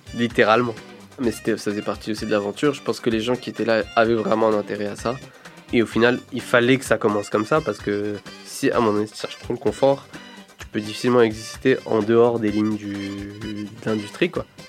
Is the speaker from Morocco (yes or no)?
yes; Morocco; quand j'ai grandi au Maroc, j'étais au lycée français